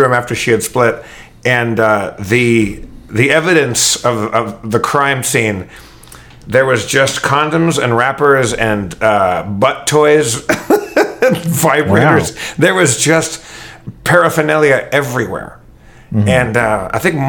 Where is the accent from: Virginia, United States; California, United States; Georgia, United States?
California, United States; Los Angeles; I love Los Angeles. This is my hometown